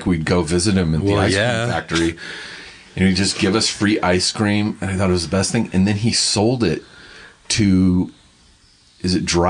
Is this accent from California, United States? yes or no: yes; Riverside, California, United States; now in Los Angeles, United States; I grew up in Riverside, but I spent a lot of time in Beaumont and Banning because my grandparents lived out here.